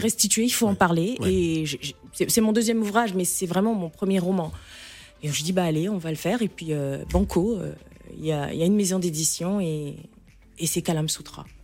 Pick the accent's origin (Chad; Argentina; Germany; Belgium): Chad; moved away as an adult; now in Paris, France; je suis née, j'ai grandi au Tchad et je suis revenue m'installer, euh, il y a à peine deux ans